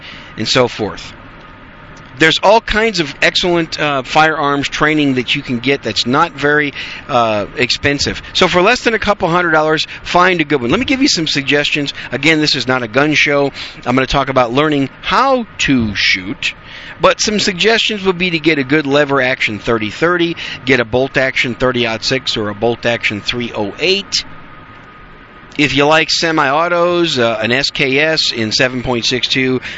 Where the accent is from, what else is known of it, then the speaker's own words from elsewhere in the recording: Wisconsin, United States; moved away; When I grew up in Wisconsin, we used to hunt a lot of rough grouse up there